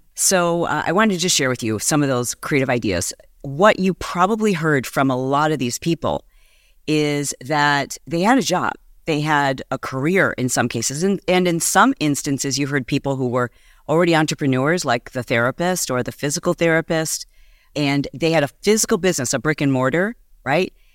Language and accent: English; Michigan, United States; moved away as an adult; also born or lived in Southern California; I am from Michigan